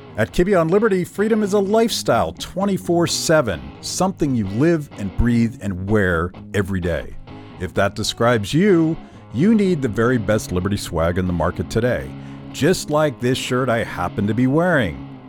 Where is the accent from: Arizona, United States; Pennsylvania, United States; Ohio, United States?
Pennsylvania, United States; Pittsburgh; I grew up in Pittsburgh